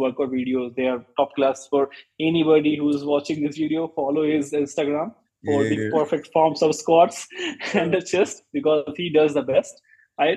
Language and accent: English; Patna, Bihar, India; moved away; we are from Patna, Bihar